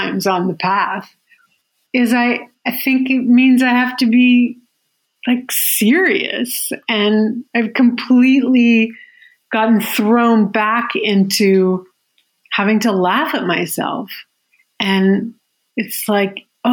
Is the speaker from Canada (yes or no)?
yes; Yukon, Canada; I'm from the Yukon